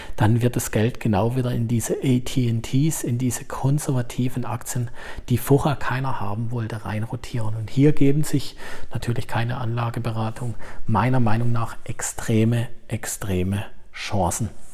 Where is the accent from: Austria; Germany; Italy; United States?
Germany; hier bei uns in Deutschland